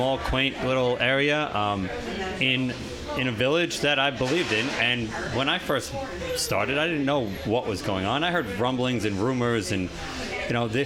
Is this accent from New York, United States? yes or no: yes; West Babylon, New York, United States; now in Lindenhurst, United States; I grew up in West Babylon